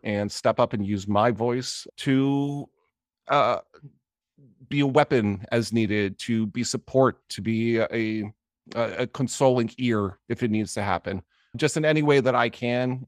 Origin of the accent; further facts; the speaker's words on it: Johnstown, Pennsylvania, United States; I grew up in Johnstown, Pennsylvania